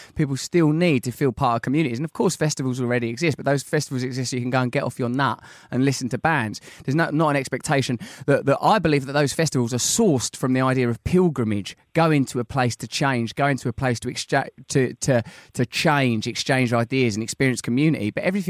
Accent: Sidcup, London, United Kingdom; That's what I always used to say when I was a little girl growing up in Sidcup

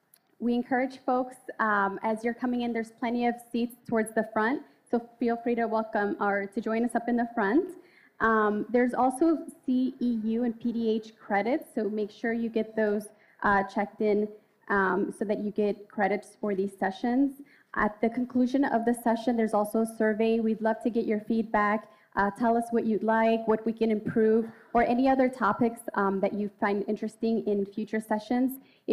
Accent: Chicago, Illinois, United States; I'm a Chicago native

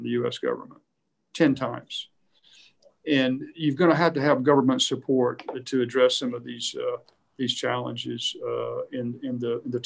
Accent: United States

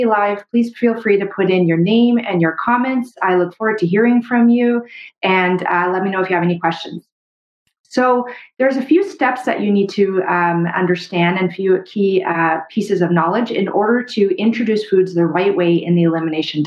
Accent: Canada; I'm a Canadian medical doctor

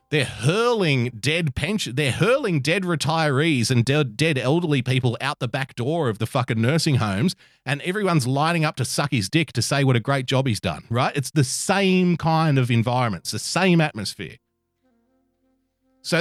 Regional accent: Australia; I'm an Australian

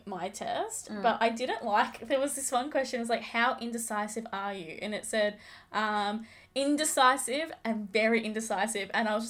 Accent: Australia; accent: Aussie; No, we're too Aussie for that.

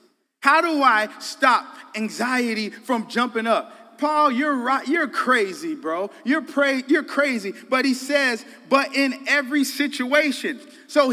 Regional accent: Colorado, United States; moved away as an adult; also born or lived in Dallas, Texas / Illinois; I'm from Colorado, live some in Texas, Dallas, okay, and California I frequented

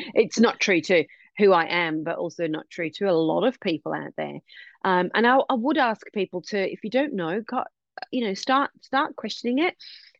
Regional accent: India; now in Western Australia, Australia; as Indian people, we have our own terms for them as well

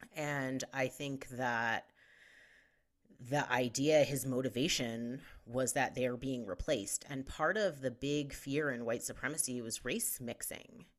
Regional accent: Westchester County, outside New York City, United States; now in Denver, United States; I grew up outside of New York City

